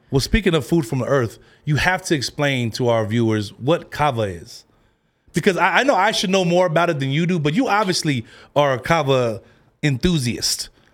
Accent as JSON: {"language": "English", "town": "San Francisco", "region": "California", "country": "United States", "tie": "born or raised there", "also_born_or_lived": "Long Beach, California", "said": "But I was born in the Bay."}